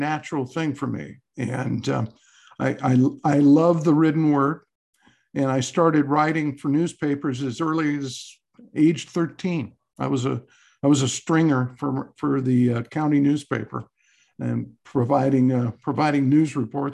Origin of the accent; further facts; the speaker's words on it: Southern California, United States; moved away as an adult; also born or lived in Montana; I grew up in Southern California, the son of a World War II veteran and my mother